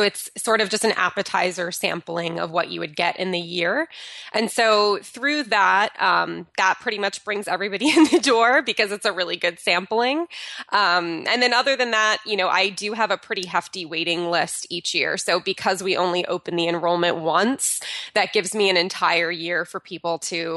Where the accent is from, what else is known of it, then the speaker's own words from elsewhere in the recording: New Jersey, United States; moved away as an adult; now in California, United States; moving from my hometown of New Jersey to moving out to California